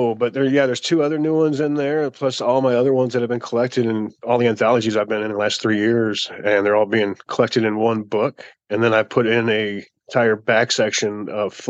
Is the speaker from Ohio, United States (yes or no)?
yes; Maumee, Ohio, United States; my hometown in Maumee